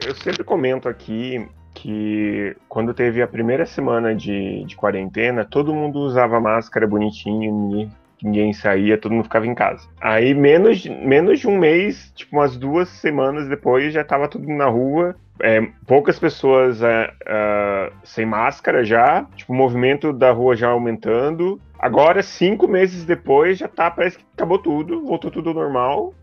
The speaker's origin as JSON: {"language": "Portuguese", "town": "Joinville", "region": "Santa Catarina", "country": "Brazil", "moved": "yes", "lives_now": "Curitiba, Brazil", "said": "eu sou de Joinville, né, moro em Curitiba, mas eu sou de Joinville"}